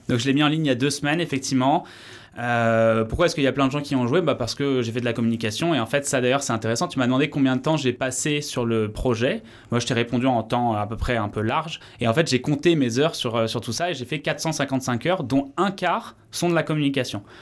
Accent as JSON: {"language": "French", "area": "Paris region", "region": "Île-de-France", "country": "France", "tie": "born or raised there", "also_born_or_lived": "Vienna, Austria / Bordeaux", "moved": "as an adult", "lives_now": "Landes, France", "said": "je suis originaire de région parisienne"}